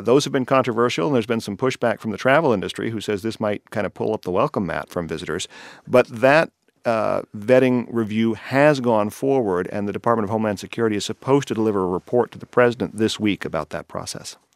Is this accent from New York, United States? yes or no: no; Colorado, United States; now in California, United States; in my home state of Colorado